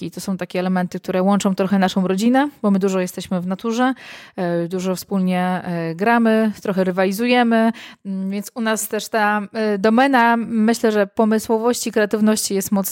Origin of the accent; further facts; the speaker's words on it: Warsaw, Masovian Voivodeship, Poland; moved away as an adult; now in Ełk, Poland; ja jestem z Warszawy, tak, oryginalnie jestem Aha. z Warszawy, a y, tak, mieliśmy, przeprowadziliśmy się na 2-3 lata, do, mieliśmy tylko mieszkać tyle na Mazurach i mieszkamy teraz w Ełku już 7 lat w sumie.